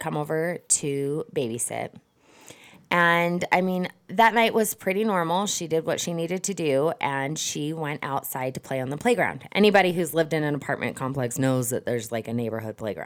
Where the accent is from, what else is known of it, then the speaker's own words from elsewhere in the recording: Southern Utah, United States; We are from Utah